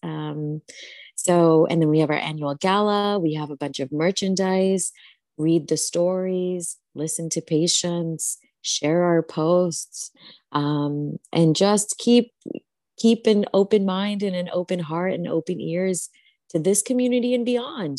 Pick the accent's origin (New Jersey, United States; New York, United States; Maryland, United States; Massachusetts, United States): New Jersey, United States; the Bengali community that I grew up with in New Jersey was so supportive